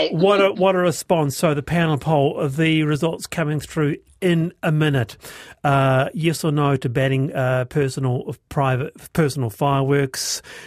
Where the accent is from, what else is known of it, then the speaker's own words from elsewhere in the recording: Queensland, Australia; I grew up in Queensland and fireworks were banned in the 70s under Joe Bjelke-Petersen.